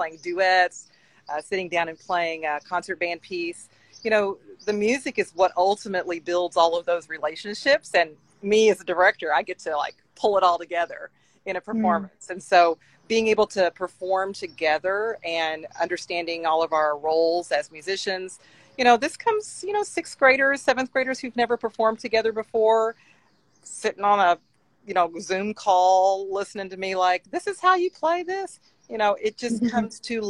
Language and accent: English; Henderson, Kentucky, United States; my hometown in Henderson, Kentucky, in Western Kentucky